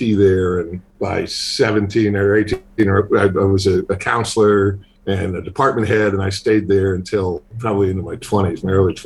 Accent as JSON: {"language": "English", "town": "Boston", "region": "Massachusetts", "country": "United States", "tie": "born or raised there", "said": "I grew up in Boston"}